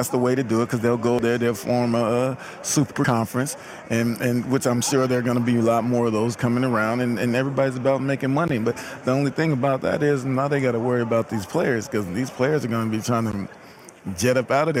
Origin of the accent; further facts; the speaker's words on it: Seattle, Washington, United States; Born and raised in Seattle.